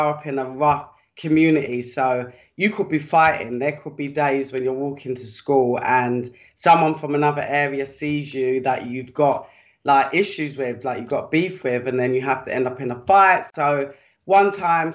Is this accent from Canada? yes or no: no; London, United Kingdom; I was brought up in Deptford, which used to be, I should say, quite a rough part of the UK in South London.